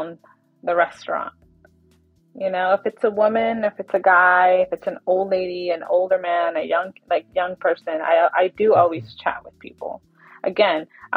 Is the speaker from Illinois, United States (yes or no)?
no; Dinuba, California, United States; moved away; Dinuba, where that's my hometown, when I go back home to visit my mom